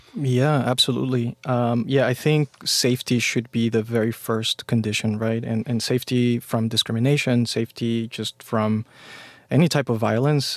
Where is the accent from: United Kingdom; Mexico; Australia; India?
Mexico; now in United States; I grew up in Mexico